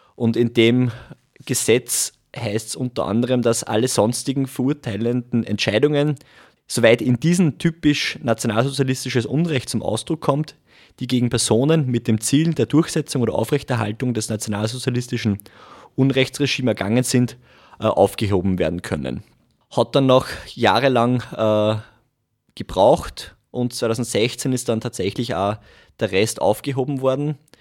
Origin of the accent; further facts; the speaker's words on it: Langenstein, Upper Austria, Austria; now in Linz, Austria; bin ursprünglich aus Gusen-Langenstein, wohne mittlerweile in Linz